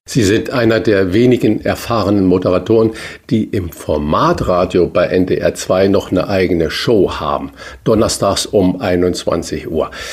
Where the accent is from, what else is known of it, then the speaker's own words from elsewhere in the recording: Saarland, Germany; moved away as an adult; also born or lived in Hamburg; bin gebürtiger Saarländer